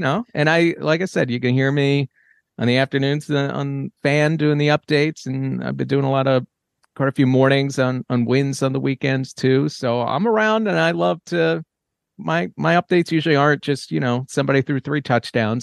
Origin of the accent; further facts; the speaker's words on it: New York, United States; I grew up in New York